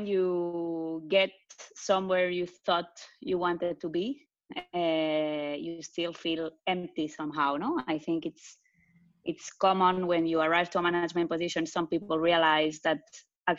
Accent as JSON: {"language": "English", "town": "Barcelona", "region": "Catalonia", "country": "Spain", "tie": "born or raised there", "also_born_or_lived": "France / Tel Aviv, Israel", "accent": "Spanish", "second_language": "English", "moved": "as an adult", "lives_now": "Zurich, Switzerland", "said": "I'm originally Spanish, for the ones that didn't get the accent yet, which is probably not no one. I was born in France, but grew up in Barcelona."}